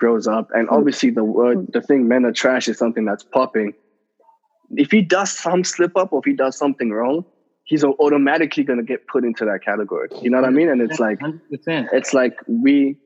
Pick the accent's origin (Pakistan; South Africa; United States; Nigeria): South Africa; I grew up in South Africa